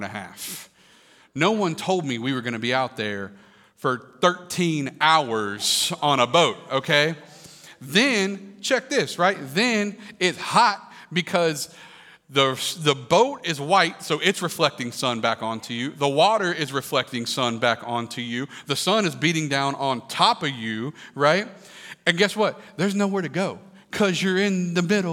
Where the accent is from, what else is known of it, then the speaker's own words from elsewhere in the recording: Kentucky, United States; I grew up in Kentucky